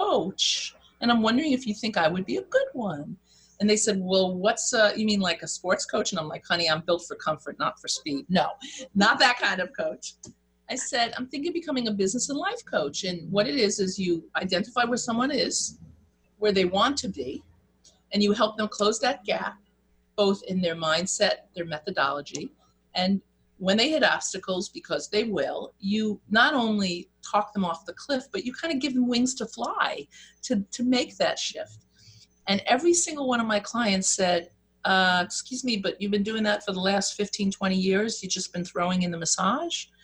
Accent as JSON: {"language": "English", "region": "New York", "country": "United States", "said": "I'm from New York, so we speak twice as fast"}